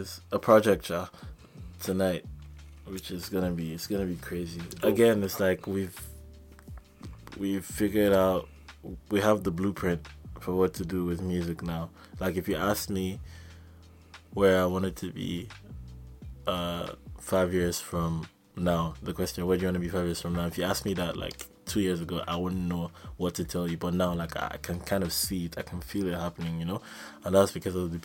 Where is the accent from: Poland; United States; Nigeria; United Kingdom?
Nigeria; moved away; also born or lived in Vancouver; we're all Nigerian